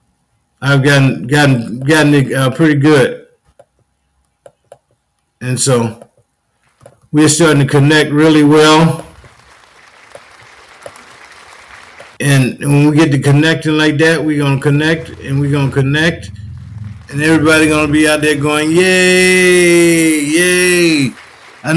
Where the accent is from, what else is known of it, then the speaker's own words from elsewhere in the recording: Union, South Carolina, United States; I grew up in Union, South Carolina